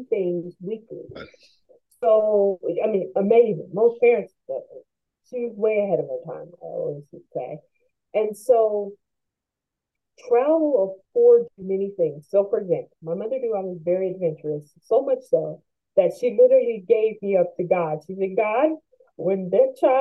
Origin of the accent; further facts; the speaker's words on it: United States; I'm American